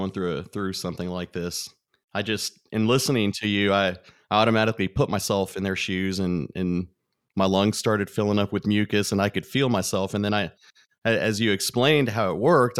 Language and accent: English; Corpus Christi, Texas, United States; I did grow up in Corpus as well